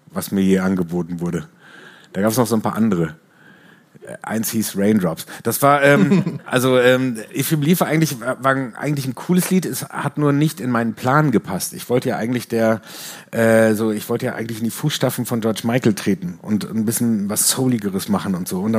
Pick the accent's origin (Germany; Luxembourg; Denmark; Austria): Germany; In, in, äh, als Deutscher äh, äh in den 90ern, da gab es, glaube ich, ich glaube, nur … hatten, glaube ich, einen Riesenhit in Amerika